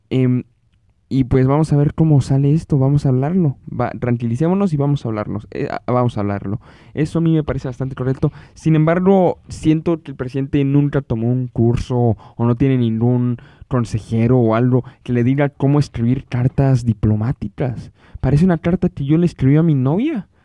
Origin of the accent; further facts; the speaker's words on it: Mexico; ha dividido bastante la opinión en mi país, ha dividido bastante la opinión en México